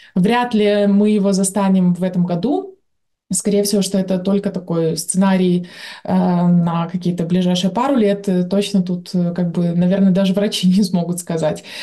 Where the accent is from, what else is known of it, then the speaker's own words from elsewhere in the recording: Belarus; как белорусы в целом